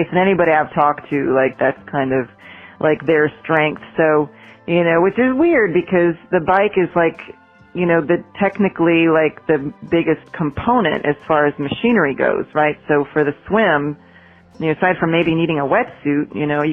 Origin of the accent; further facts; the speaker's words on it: Champaign-Urbana, Illinois, United States; moved away as an adult; now in Asheville, United States; This is back in Illinois where I came from. I'm from Champaign-Urbana, Illinois